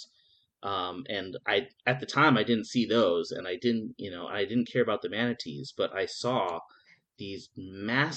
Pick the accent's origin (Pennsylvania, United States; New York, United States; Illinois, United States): New York, United States; moved away as an adult; now in Fort Lauderdale, United States; I come from New York originally.